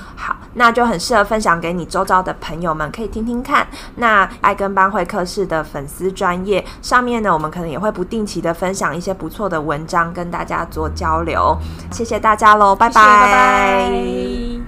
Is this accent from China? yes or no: no; Taiwan; 我们台湾人